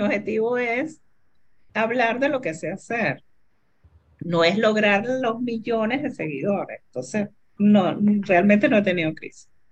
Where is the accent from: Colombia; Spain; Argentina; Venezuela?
Venezuela; Los venezolanos somos capaces de manejar eso y yo más venezolana que nadie